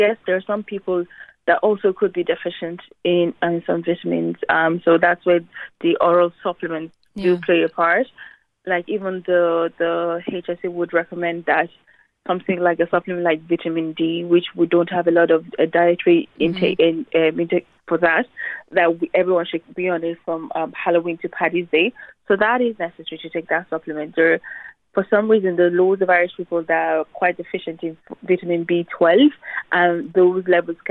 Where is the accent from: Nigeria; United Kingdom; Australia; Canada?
Nigeria; now in Ireland; my home country, Nigeria